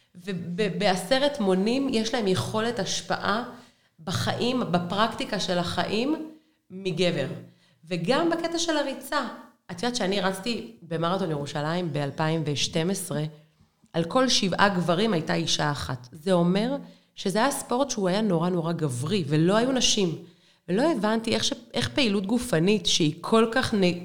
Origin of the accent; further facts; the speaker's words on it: Be'er Sheva, Southern District, Israel; גדלתי בשכונה ד' בבאר שבע